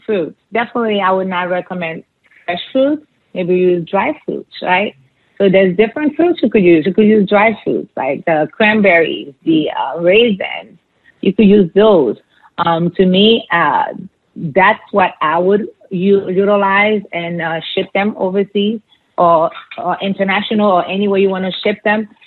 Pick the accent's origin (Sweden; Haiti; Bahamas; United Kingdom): Haiti; moved away; where we grew up, the neighborhood